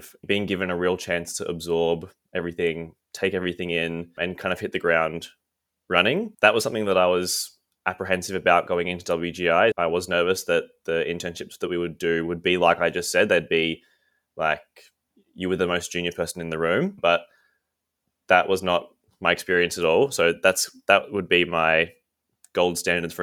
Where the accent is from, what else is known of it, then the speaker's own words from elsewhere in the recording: Canberra, Australian Capital Territory, Australia; moved away as an adult; also born or lived in Melbourne; I'm from Canberra originally. I moved to Melbourne to study fine art at uni